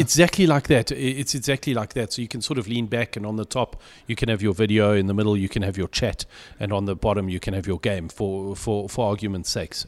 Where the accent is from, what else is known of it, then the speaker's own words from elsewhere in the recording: South Africa; I'm very English, uh, albeit South African